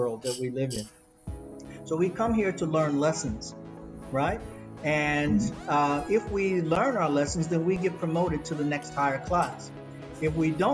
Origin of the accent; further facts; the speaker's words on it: United States; now in Sydney, Australia; I grew up in North America, in the United States